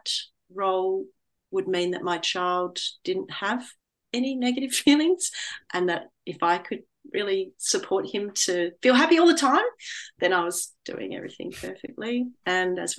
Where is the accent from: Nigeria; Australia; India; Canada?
Australia; moved away as an adult; also born or lived in London / north of England; When I returned back to Australia, I studied to become a teacher librarian, and then I worked in a public library in my hometown